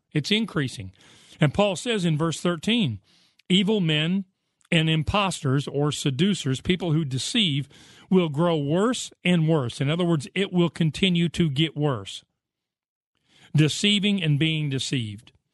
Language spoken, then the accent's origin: English; United States; I grew up in the United States of America